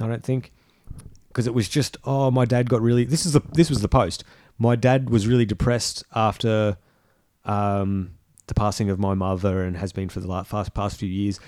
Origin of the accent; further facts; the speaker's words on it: Australia; we live in Australia. We are Australian men, but we are men of the world